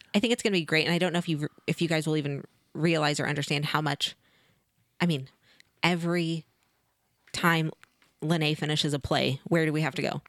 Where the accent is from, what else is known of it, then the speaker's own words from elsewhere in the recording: Cassville, Missouri, United States; I'm from Caswell